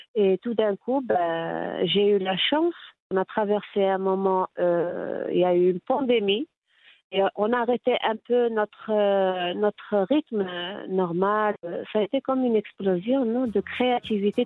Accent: Tétouan, Tanger-Tetouan-Al Hoceima, Morocco; Je suis née à Tétouan

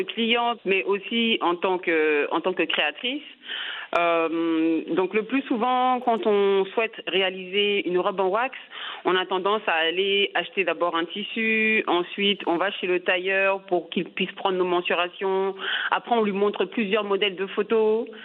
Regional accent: France; moved away as an adult; now in Senegal; je suis née et j'ai grandi en France. Euh, je suis originaire de la Côte d'Ivoire

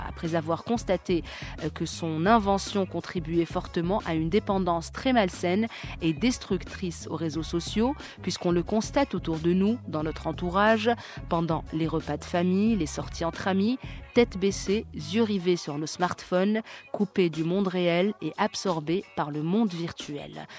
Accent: Morocco; pour nous, Marocains

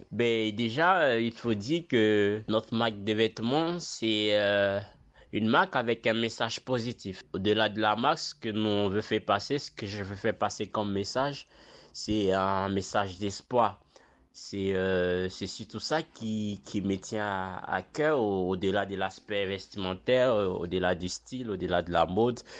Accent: Morocco; Après, euh, pour la vente, ben, je ne vends pas qu'au Maroc. Donc, euh, je vends dans mon pays d'origine et je vends aussi vers l'Europe.

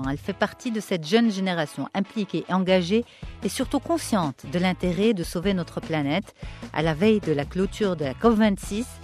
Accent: Morocco; Bref, en quoi, moi, en tant que Marocaine, euh, je suis responsable de cette situation

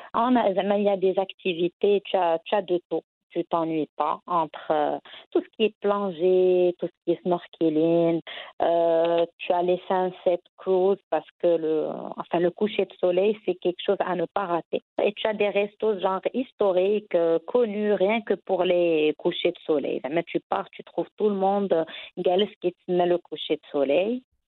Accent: Casablanca, Casablanca-Settat, Morocco; also born or lived in Tangier; que ça soit à Casa ma ville natale ou encore à Tanger pendant pendant mes études

